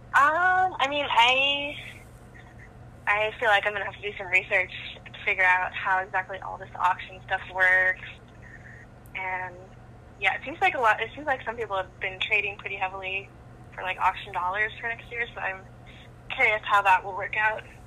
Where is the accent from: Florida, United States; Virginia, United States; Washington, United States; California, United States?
Washington, United States; Seattle; I'm from Seattle